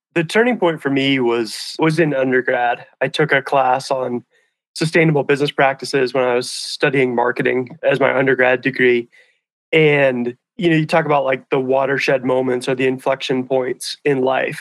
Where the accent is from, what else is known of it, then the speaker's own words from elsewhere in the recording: Hamilton, Montana, United States; also born or lived in Missoula, Montana; I grew up in a town called Hamilton, which is about an hour south of here, down the Bitterroot Valley here in Western Montana